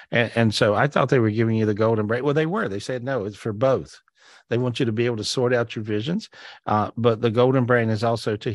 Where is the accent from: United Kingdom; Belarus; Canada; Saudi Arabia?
Belarus; now in Los Angeles, United States; Originally from Belarus.